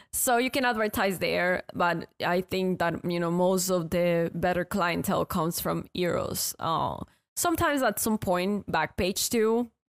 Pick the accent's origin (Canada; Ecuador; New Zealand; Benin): Ecuador; moved away as an adult; now in United States; I'm from Ecuador